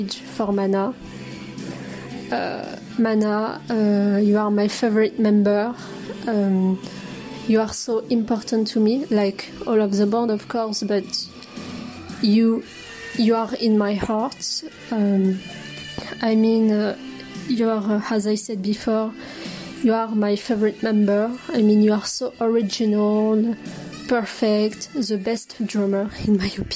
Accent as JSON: {"language": "English", "area": "near Paris", "region": "Île-de-France", "country": "France", "second_language": "English", "said": "I am from France, near of Paris"}